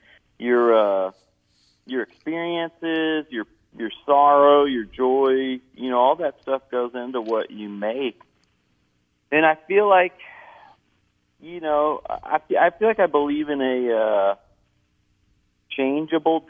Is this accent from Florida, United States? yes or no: no; Kentucky, United States; moved away; I'm not really from the South. Kentucky is kind of in the middle.